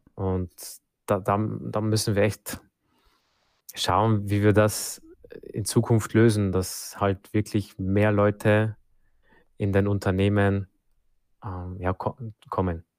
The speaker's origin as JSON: {"language": "German", "country": "Germany", "said": "bei uns in Deutschland"}